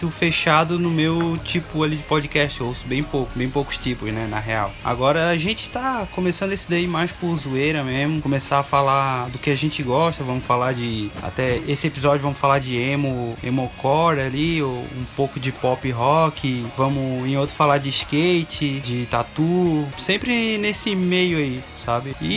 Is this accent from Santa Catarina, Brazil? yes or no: yes; Palhoça, Santa Catarina, Brazil; A gente é de Palhoça, cidade ao lado aqui de Floripa, quase um interior aqui